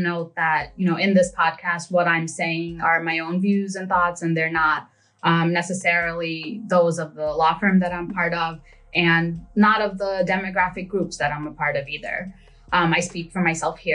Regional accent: New York City, New York, United States; also born or lived in Bangladesh; I was born in Bangladesh, but I grew up in Brooklyn. So Flatbush in particular.

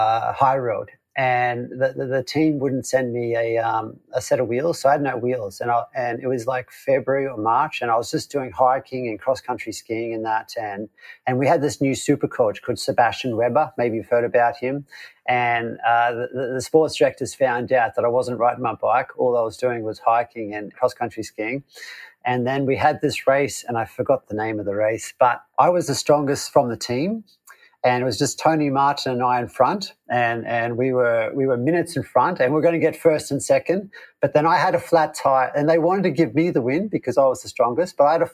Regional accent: Queensland, Australia; Yes, so you're right. I was born in Queensland. It is very hot there in the summer.

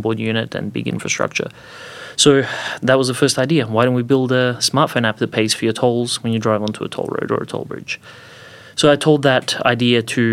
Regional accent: Croatia; moved away as an adult; also born or lived in Bosnia / Zagreb, Croatia / Adelaide, Australia; now in Australia; I was born to Bosnian Muslim parents, grew up in Croatia, live in Australia

